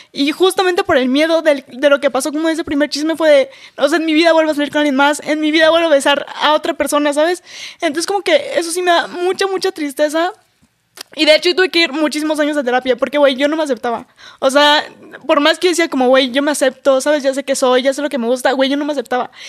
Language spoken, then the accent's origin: Spanish; Campeche, Mexico; yo soy de Campeche, que es un lugar muy chiquito